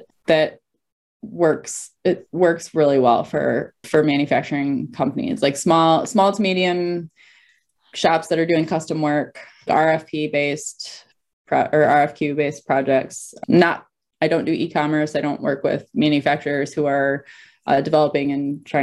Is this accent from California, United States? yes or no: no; near Detroit, Michigan, United States; I grew up near Detroit